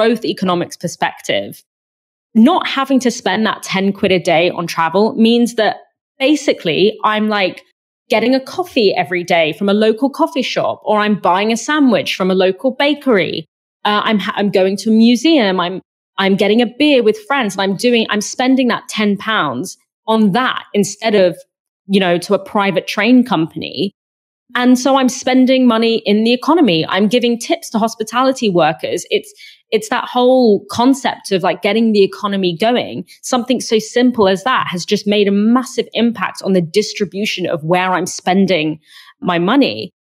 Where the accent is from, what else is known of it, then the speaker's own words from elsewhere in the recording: London, United Kingdom; as a Londoner